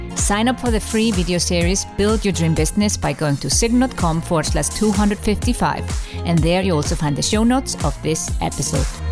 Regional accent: Iceland; I come from Iceland

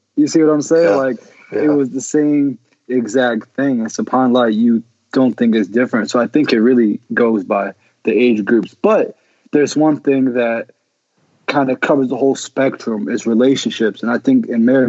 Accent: Reston, Virginia, United States; Grew up in Reston, Virginia. Family came from Egypt

